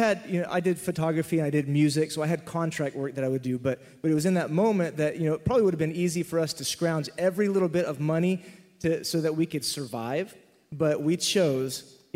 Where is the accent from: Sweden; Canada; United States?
United States; Texas; I remember sitting in Southern Baptist Church growing up in Texas